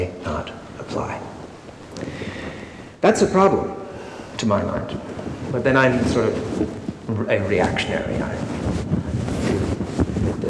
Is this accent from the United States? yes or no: no; Canada; I come from Canada